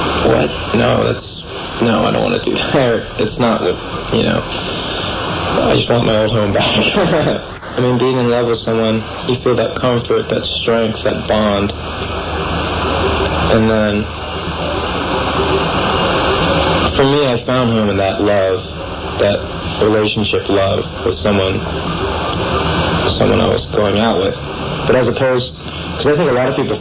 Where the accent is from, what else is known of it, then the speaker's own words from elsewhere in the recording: San Francisco, California, United States; I grew up in San Francisco. I was born and raised here. I'm a native